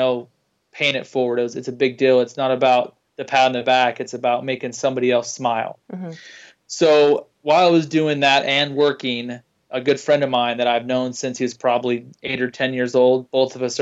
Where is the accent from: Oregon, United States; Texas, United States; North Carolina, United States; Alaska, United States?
Oregon, United States; moved away as an adult; now in Boise, United States; I'm from Oregon, and January of 06, I moved to Boise, Idaho, this area here, and I've been here since then.